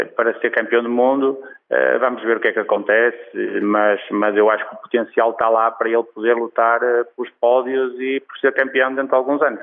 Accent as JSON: {"language": "Portuguese", "region": "North", "country": "Portugal", "said": "sou do Norte"}